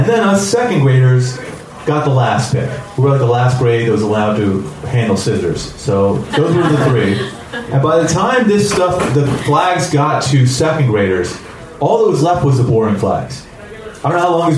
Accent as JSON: {"language": "English", "country": "United States", "tie": "born or raised there", "said": "I grew up here in America. I wasn't born here. I moved here when I was 4"}